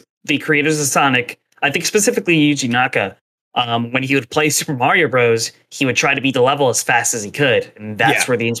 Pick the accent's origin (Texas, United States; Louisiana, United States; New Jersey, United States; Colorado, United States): New Jersey, United States; the diner in my hometown. You'll see exactly why I went straight to South Jersey Diner.